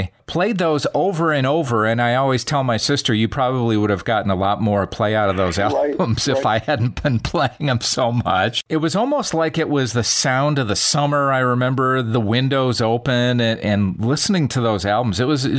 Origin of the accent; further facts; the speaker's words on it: Racine, Wisconsin, United States; I'm from Racine, Wisconsin